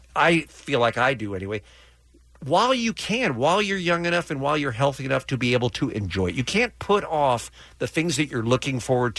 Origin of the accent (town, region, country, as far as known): England, United Kingdom; born or raised there; now in United States